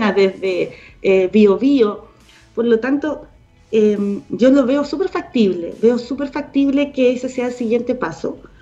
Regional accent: Punta Arenas, Magallanes and Chilean Antarctica, Chile; mi mamá hizo un videoclub en la casa, en Punta Arenas, porque yo soy de Punta Arenas, magallánica

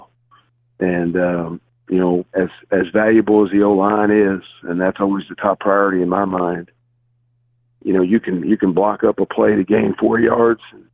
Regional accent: Bayville, New Jersey, United States; I'm actually from Bayville, New Jersey

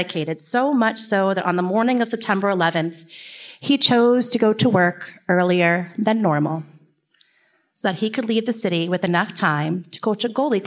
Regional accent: Kings Park, New York, United States; I grew up in Kings Park, New York. It is about a half hour east of here, and it's a small town on the North Shore.

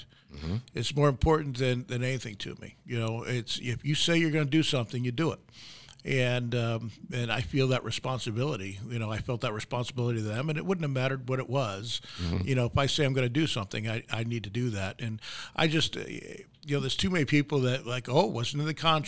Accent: Westchester, New York, United States; moved away; I grew up in Westchester. Westchester's just north of the city.

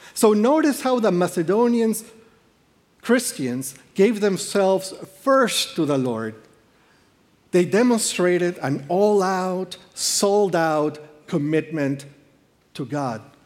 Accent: Peru; moved away; I am from Peru.

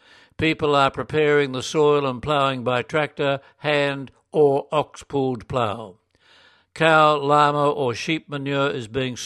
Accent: Australia; now in Checa, Peru; I'm an Australian diocesan priest working as an associate with St. Columban's Mission Society. I live and work in the parish of San Andres de Checa in a small district high up in the southern Andes of Peru.

